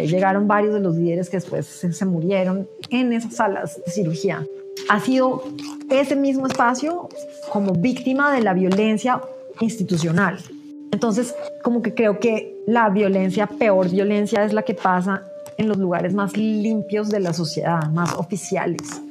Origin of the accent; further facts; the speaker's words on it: Colombia; ser lo que yo soy en una sociedad como la colombiana